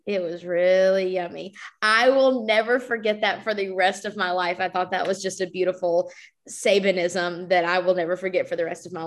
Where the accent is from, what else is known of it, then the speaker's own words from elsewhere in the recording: Alabama, United States; Growing up in Alabama, we didn't have much